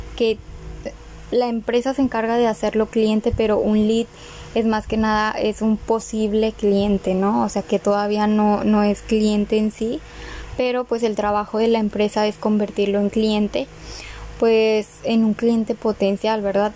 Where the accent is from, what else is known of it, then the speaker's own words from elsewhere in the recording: Monterrey, Nuevo León, Mexico; also born or lived in Galeana, Nuevo León; vivo en Monterrey, nací en Galeana, Galeana, Nuevo León. ahí duré seis años. Hasta los seis años viví ahí y pues nos vinimos a vivir aquí a Monterrey